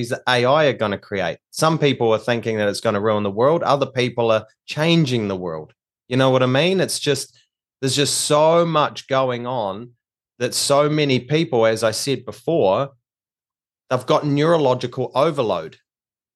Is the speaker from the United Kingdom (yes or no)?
no; New Zealand; now in Australia; I'm actually from New Zealand. I'm a New Zealander, but we live in Australia now